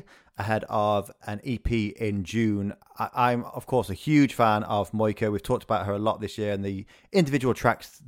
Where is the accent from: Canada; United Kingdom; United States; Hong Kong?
United Kingdom; Yorkshire and the Humber; I'm from South Yorkshire.